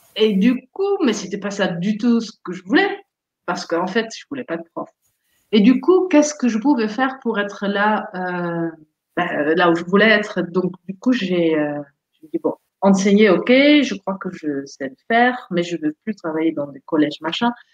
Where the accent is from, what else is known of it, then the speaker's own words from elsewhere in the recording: Netherlands; French is a second language; moved away as an adult; also born or lived in Montpellier, France; now in France; je viens des Pays-Bas, donc bien, euh, bien au nord, genre 1200 km au nord d'ici